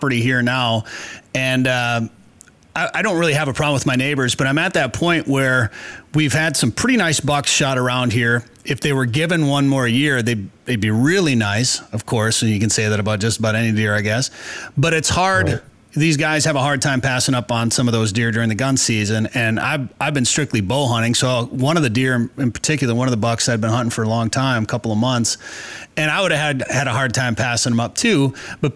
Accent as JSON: {"language": "English", "region": "Minnesota", "country": "United States", "tie": "born or raised there", "also_born_or_lived": "northern Wisconsin", "moved": "yes", "lives_now": "North Dakota, United States", "said": "After growing up in Minnesota, and I grew up rifle hunting in northern Wisconsin"}